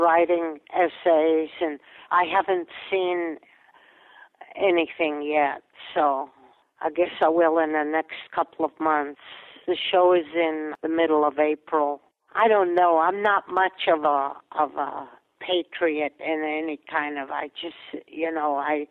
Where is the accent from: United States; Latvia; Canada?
Latvia; first language Latvian; English is a second language; moved away; it was a place where I was born